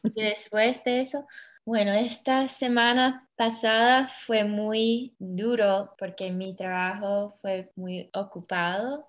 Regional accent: United States; Spanish is a second language; de los Estados Unidos

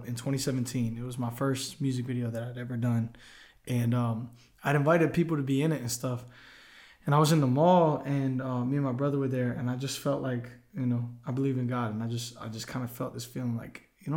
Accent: Tampa, Florida, United States; now in Nashville, United States; I'm originally from Tampa, Florida.

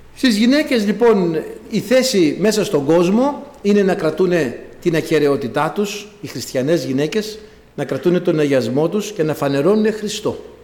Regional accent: Greece; εγώ κατάγομαι από ένα χωριό, πάνω από χίλια μέτρα υψόμετρο, το χωριό μου, αλλά έχει μια ιδιαιτερότητα, μια πρωτιά στην Ελλάδα

